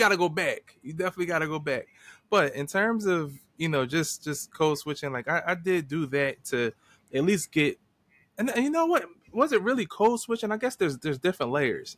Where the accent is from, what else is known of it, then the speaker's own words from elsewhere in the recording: Philadelphia, Pennsylvania, United States; accent: Philly; my Philly accent